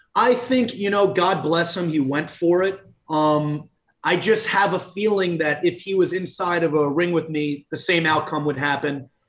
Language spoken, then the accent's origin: English; Long Island, New York, United States; come home to Long Island, my roots